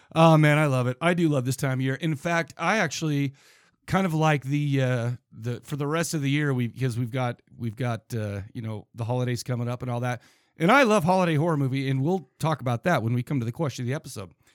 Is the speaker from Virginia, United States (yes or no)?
no; Farmington, Utah, United States; I grew up in Farmington, Utah